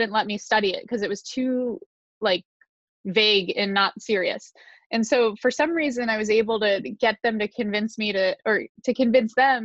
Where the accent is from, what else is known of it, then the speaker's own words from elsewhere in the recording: Connecticut, United States; I was born in the United States outside of New York City in a state called Connecticut